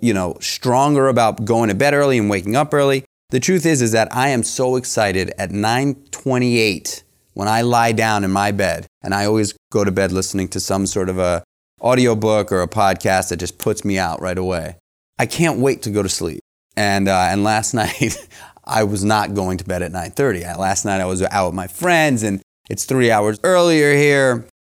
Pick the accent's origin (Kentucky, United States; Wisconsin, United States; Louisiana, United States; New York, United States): New York, United States; everybody I, that I grew up with in New York